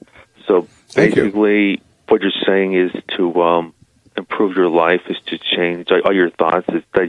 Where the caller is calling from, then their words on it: New York, United States; I'm calling from New York